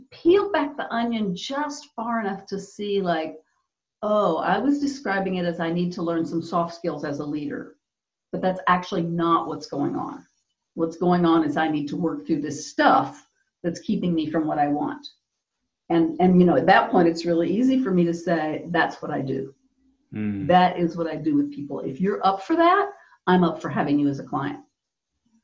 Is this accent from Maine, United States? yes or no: no; Texas, United States; I grew up in Texas in the US in a time period when girls really had to be the nice girl